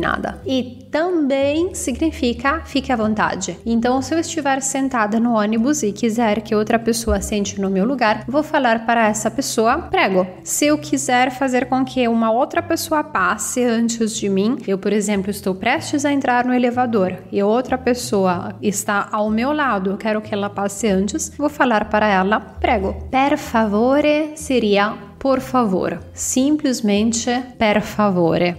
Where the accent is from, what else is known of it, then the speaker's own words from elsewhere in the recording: Italy; Portuguese is a second language; moved away as an adult; also born or lived in Campinas, São Paulo, Brazil; eu sou italiana